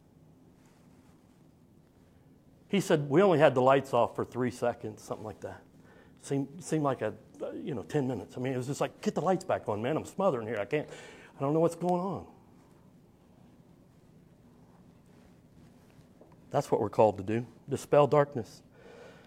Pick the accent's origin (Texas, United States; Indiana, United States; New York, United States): Indiana, United States; Summitville; also born or lived in Marion, Indiana; I grew up in Indiana.